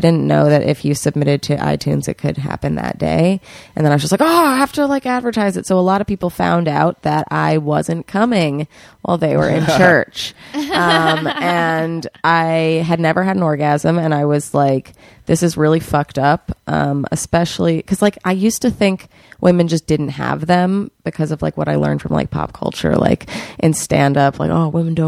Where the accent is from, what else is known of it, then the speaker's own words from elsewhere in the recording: New York City, New York, United States; I'm from New York City